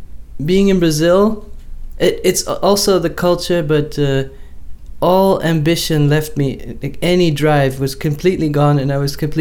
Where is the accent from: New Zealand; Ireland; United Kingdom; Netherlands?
Netherlands; moved away as an adult; now in New York, United States; growing up in the Netherlands, where it doesn't rain that much, but there's always this drizzle.